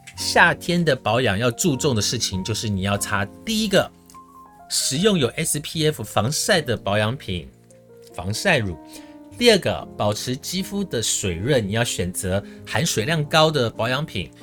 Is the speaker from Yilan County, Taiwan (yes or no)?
yes; Su'ao, Yilan County, Taiwan; moved away; 我老家输到的冷泉，那个水真的是冰水